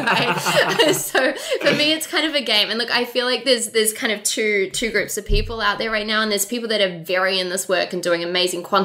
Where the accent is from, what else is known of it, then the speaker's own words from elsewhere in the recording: Auckland, New Zealand; growing up in Auckland, New Zealand